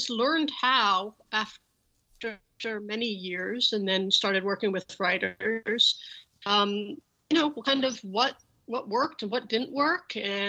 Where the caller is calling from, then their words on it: Los Angeles, California, United States; I am in Los Angeles, California.